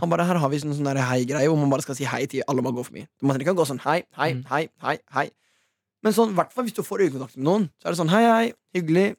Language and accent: Norwegian; Norway; Vi er nordmenn